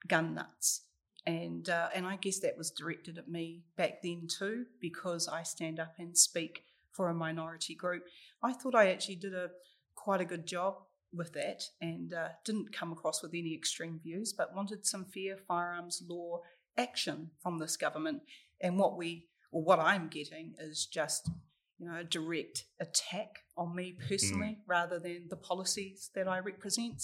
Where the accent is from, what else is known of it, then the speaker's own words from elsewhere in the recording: Wellington, New Zealand; also born or lived in Rotorua; So I was born down here in Wellington and I moved up to Rotorua when I was 14.